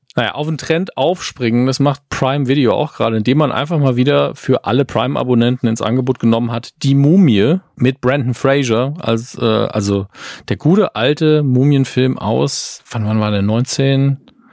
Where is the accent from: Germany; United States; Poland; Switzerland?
Germany; Merzig, Saarland; moved away; Ist ja meine alte Heimat